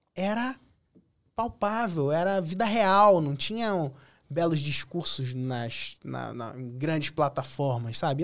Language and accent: Portuguese; Cabo Frio, Rio de Janeiro, Brazil; Sou de Cabo Frio, Rio de Janeiro. Nascido e criado lá, hoje escolhi permanecer